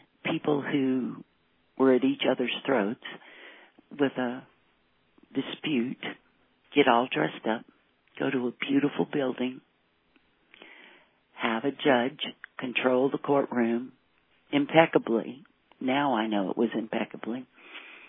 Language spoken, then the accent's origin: English; Louisiana, United States; now in New Mexico, United States; I was raised in Louisiana in the 50s and 60s